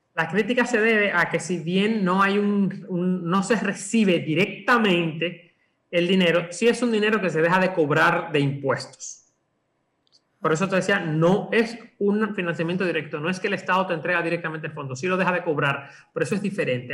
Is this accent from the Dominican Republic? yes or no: yes; Dominican Republic; lo que somos los dominicanos